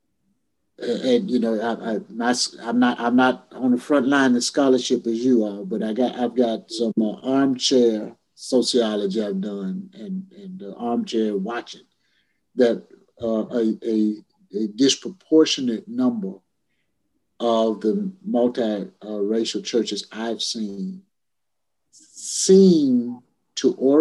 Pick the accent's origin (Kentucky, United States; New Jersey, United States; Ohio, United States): Kentucky, United States; Louisville; I grew up in Louisville, Kentucky